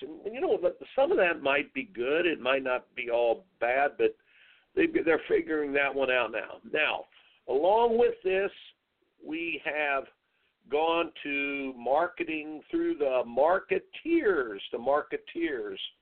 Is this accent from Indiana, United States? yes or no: yes; Indiana, United States; I grew up in Indiana